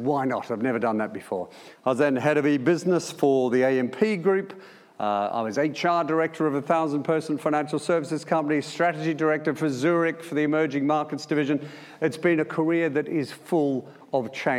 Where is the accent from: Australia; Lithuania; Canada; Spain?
Australia; Melbourne, Victoria; moved away; joining the Air Force straight from school. As you can tell by my accent, that was in Melbourne